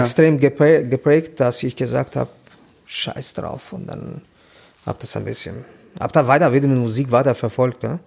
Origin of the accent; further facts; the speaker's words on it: Tirana, Tirana County, Albania; German is a second language; moved away as an adult; now in Hamburg, Germany; ich komme aus Albanien, Tirana.